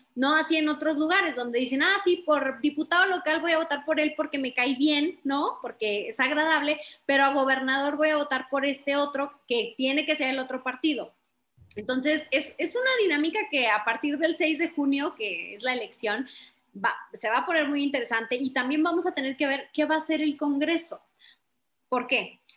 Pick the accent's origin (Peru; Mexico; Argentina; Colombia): Mexico; Chihuahua; yo soy de Chihuahua del Norte